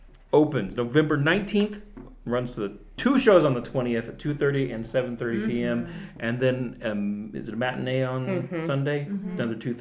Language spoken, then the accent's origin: English; Abilene, Texas, United States; moved away; I grew up in Abilene, where New Mexico is like 8 hours away.